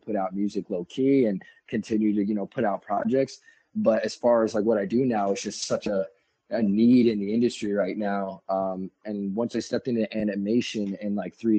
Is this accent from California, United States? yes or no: no; New York, United States; I'm from New York.